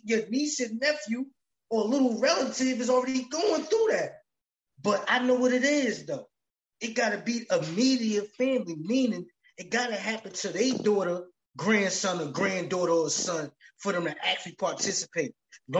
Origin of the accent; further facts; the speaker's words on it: East Coast, United States; now in Los Angeles, United States; I'm from the East Coast, man. And I got ties all throughout here in LA.